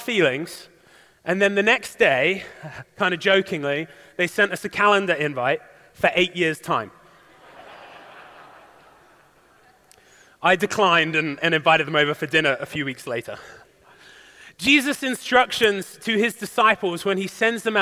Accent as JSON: {"language": "English", "area": "English countryside", "region": "England", "country": "United Kingdom", "tie": "born or raised there", "moved": "yes", "said": "the beautiful English countryside in my hometown"}